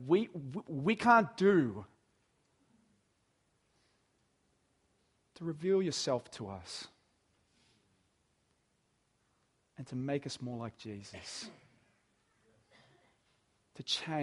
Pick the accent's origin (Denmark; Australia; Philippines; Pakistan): Australia; Dapto, New South Wales; moved away as an adult; also born or lived in Artarmon, Sydney; I grew up in Dapto, you know, in Dapto, not a lot happens in Dapto